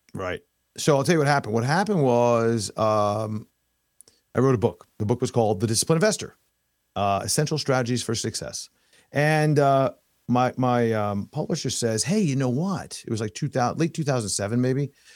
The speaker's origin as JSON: {"language": "English", "town": "New York City", "region": "New York", "country": "United States", "tie": "born or raised there", "also_born_or_lived": "Long Island, New York", "moved": "as an adult", "lives_now": "Florida, United States", "said": "Born and raised in New York. I was born in, um, in, uh, Manhattan"}